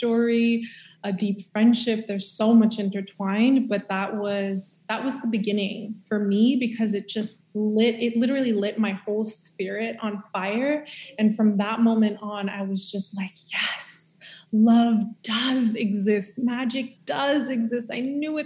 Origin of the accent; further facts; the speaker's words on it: Montreal, Quebec, Canada; moved away as an adult; also born or lived in California; we're both from Montreal.